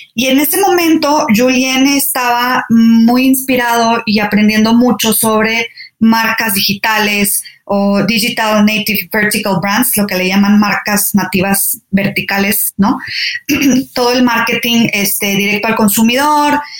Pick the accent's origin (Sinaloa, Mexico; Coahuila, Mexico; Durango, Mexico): Coahuila, Mexico; Saltillo; moved away as an adult; also born or lived in Torreón, Coahuila / Mexico City / France; Nací en Torreón, Coahuila, pero crecí en Saltillo, Coahuila. Entonces soy norteña.